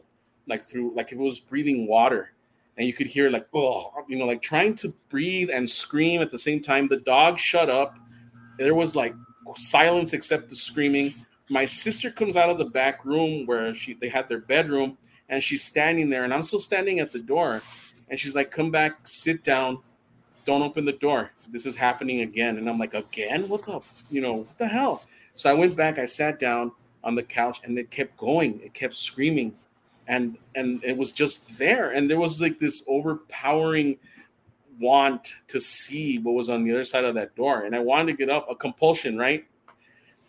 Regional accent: El Paso, Texas, United States; growing up in El Paso

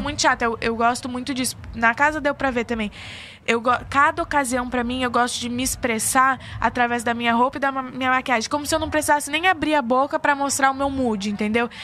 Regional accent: São Paulo, Brazil; moved away as an adult; now in Rio de Janeiro, Brazil; Eu sou de São Paulo

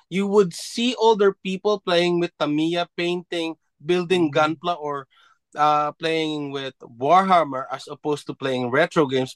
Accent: Philippines; now in Japan; being a Filipino, being from the Philippines

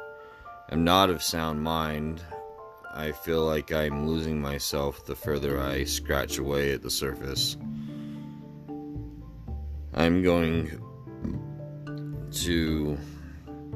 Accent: Layton, Utah, United States; my little garage in my hometown of Layton, Utah

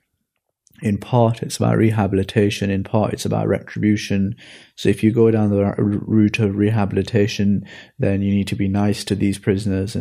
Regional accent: the Northeast, North East England, United Kingdom; I grew up in the Northeast, went to a public school

